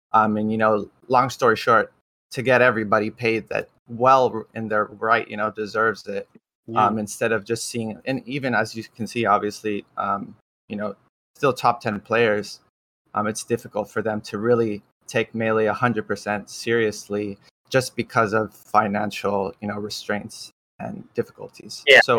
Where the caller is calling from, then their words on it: Garden Grove, California, United States; I'm calling from SoCal, Garden Grove to be specific.